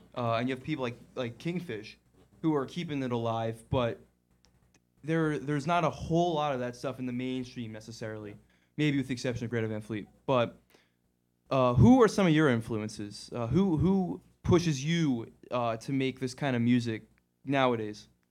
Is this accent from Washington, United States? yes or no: no; Hingham, Massachusetts, United States; I'm from South Shore, Massachusetts myself